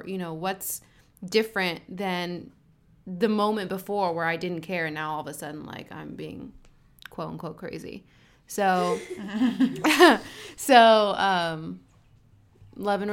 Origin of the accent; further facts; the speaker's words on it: Arcadia, California, United States; also born or lived in San Fernando Valley, California; Born and raised, all started Southern California. Arcadia